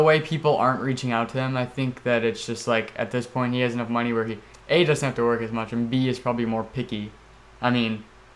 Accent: United States; we're American

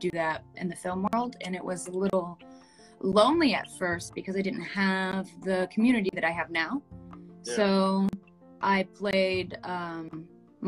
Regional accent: Florida, United States; I grew up in Florida

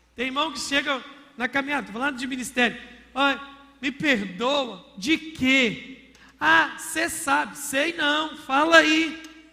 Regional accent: Minas Gerais, Brazil; falar como um bom mineiro

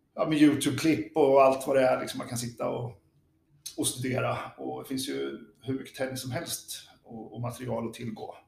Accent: Örebro, Örebro County, Sweden; moved away; also born or lived in Lidingö; vi var från Örebro.

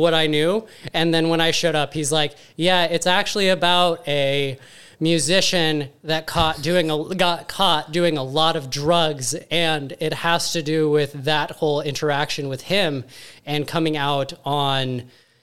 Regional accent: Montana, United States; moved away as an adult; also born or lived in Missoula, Montana / California; now in Tampa, United States; I'm originally from Montana.

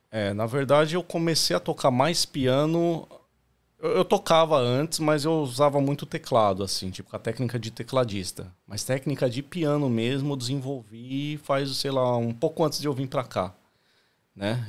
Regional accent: Santo André, São Paulo, Brazil; moved away as an adult; now in Australia; eu sou de Santo André, São Paulo, né? É, cresci no ABC Paulista.

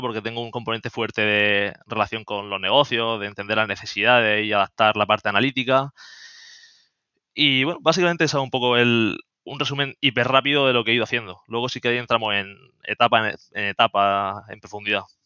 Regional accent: Murcia, Region of Murcia, Spain; also born or lived in Germany / Seville; now in Madrid, Spain; soy de Murcia, aunque estoy viviendo en Madrid

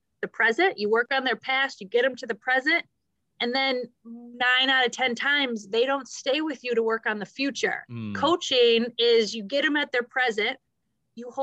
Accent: Midwest, United States; we're both from the Midwest

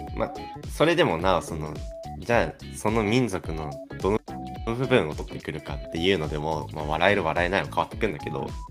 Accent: Kanto, Japan; 実際俺は生まれも育ちも関東だけど関東人として一括りにされて

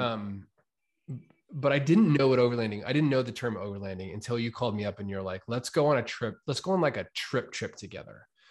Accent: United States; also born or lived in New York; now in Boise, United States; I was from Weezer in Ontario

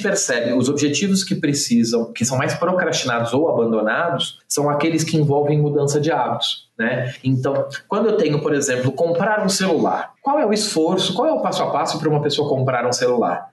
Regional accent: Santos, São Paulo, Brazil; eu sou santista, né, nascido, criado a vida inteira em Santos

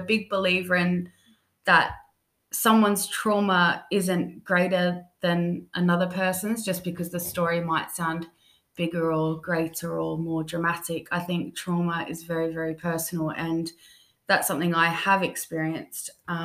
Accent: Australia; moved away as an adult; now in London, United Kingdom; I'm originally born in Australia, and then I've spent the past 5 years here living in London

